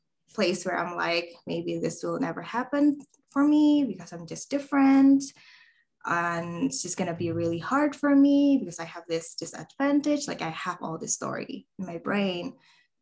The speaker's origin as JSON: {"language": "English", "country": "Indonesia", "said": "I am from Indonesia."}